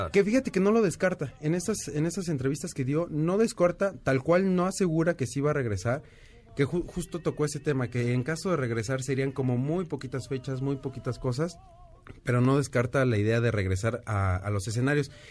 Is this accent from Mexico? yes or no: yes; Mexico; qué padre uno como mexicano